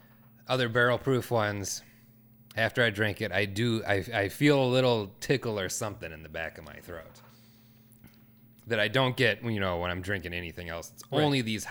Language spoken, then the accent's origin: English; Minnesota, United States; We're from Minnesota, so don't be too critical of us.